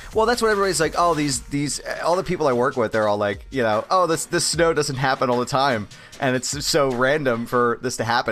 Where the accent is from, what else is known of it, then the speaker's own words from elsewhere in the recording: Philadelphia area, Pennsylvania, United States; I didn't grow up in Philly, but like I grew up enough around Philly and in the area